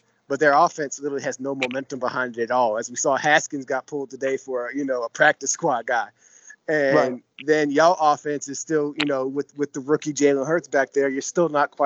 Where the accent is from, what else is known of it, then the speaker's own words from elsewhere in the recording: New Brunswick, New Jersey, United States; now in New Zealand; I'm originally from Jersey.